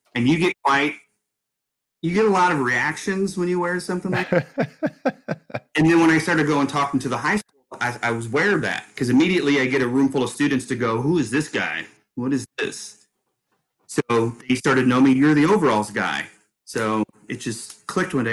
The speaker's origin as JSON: {"language": "English", "town": "Ste. Genevieve", "region": "Missouri", "country": "United States", "tie": "born or raised there", "moved": "yes", "said": "we're based in my hometown of St. Genevieve, a small town, uh, population 4,400 ish, and a uh, little farming community."}